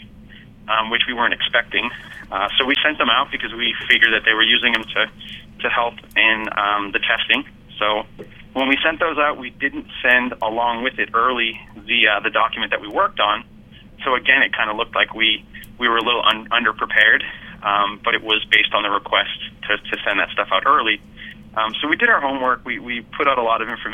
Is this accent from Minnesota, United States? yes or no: no; Massachusetts, United States; moved away; my hometown, our hometown, our home state, we'll be back in Massachusetts pretty soon